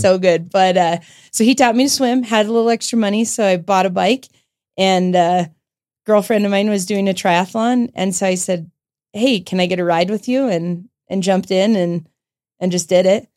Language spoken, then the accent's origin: English; Longmont, Colorado, United States; also born or lived in Loveland, Colorado; grew up in Longmont, Colorado